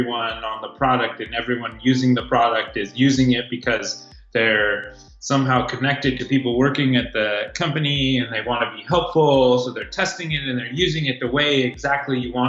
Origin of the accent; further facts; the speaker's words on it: Silicon Valley, California, United States; also born or lived in Santa Barbara; I grew up in Silicon Valley. So one of the few natives